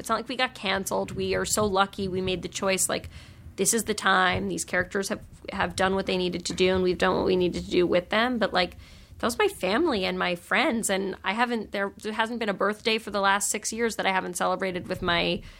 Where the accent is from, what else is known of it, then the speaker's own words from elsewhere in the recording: New York, United States; you know, I grew up in New York, and there's a lot of, like, sort of, like, that's, you know, the home of, like, you know, sassy literary gatherings and Gawker and Jezebel.